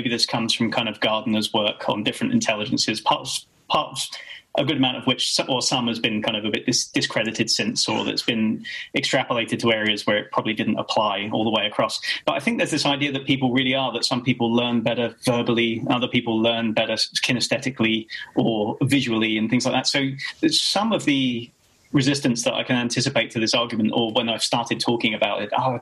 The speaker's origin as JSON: {"language": "English", "area": "Kent", "region": "South East England", "country": "United Kingdom", "tie": "born or raised there", "said": "I grew up in Kent, right, 20 miles from France"}